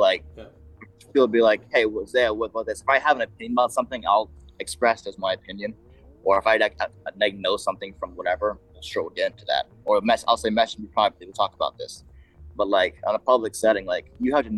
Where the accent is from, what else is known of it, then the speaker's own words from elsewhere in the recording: Bahamas; I grew up in the Bahamas